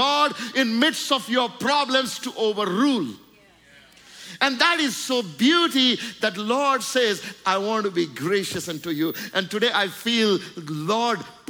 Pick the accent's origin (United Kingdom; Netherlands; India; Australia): India; I'm just saying my experience in India